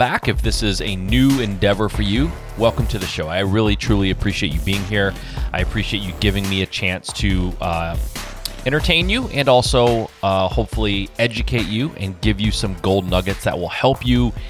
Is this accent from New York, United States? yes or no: no; Michigan, United States; I'm from Michigan.